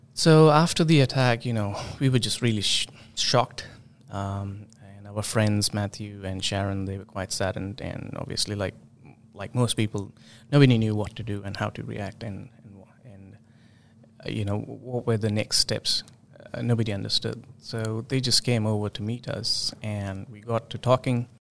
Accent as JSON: {"language": "English", "country": "India", "moved": "as an adult", "lives_now": "New Zealand", "said": "originally, I came from India. In two thousand seven, we, my wife and I both came as, as, like, students"}